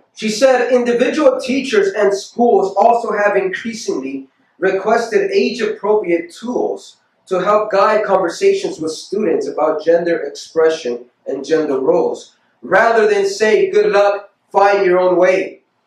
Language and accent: English; United States; we as Christians or we as human beings, especially as American